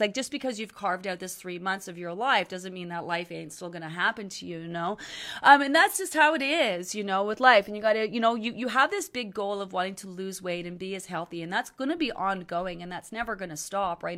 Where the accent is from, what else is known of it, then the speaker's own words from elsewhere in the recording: Canada; I'm Canadian, okay? I'm Canadian.